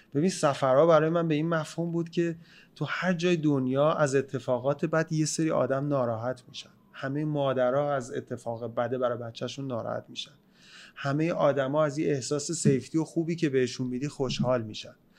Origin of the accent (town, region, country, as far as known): Iran